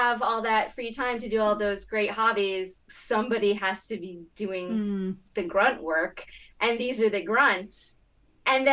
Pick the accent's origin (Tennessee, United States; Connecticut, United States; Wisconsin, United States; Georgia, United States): Connecticut, United States; I'm from Connecticut and I'm also from America.